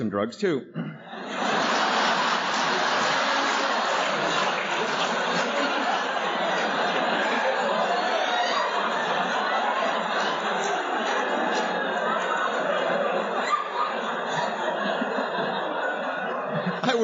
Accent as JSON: {"language": "English", "town": "Seattle", "region": "Washington", "country": "United States", "tie": "born or raised there", "said": "we lived in Seattle. Actually, I grew up in Ballard"}